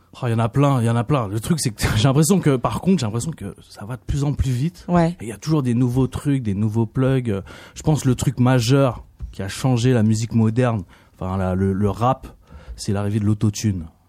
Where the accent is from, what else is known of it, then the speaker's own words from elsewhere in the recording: France; je suis français. Je suis aussi d'origine vietnamienne